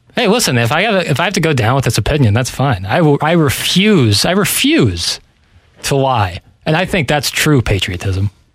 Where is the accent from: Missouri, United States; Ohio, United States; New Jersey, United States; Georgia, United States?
Missouri, United States; St. Louis; I'm from St. Louis, Missouri.